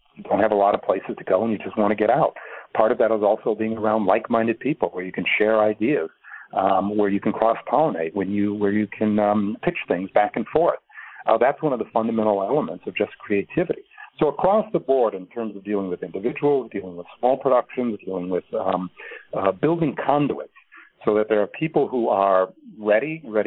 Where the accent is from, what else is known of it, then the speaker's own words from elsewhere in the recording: Milwaukee, Wisconsin, United States; I'm from Milwaukee